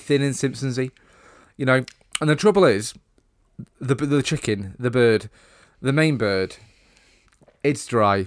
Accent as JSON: {"language": "English", "country": "United Kingdom", "said": "We're British"}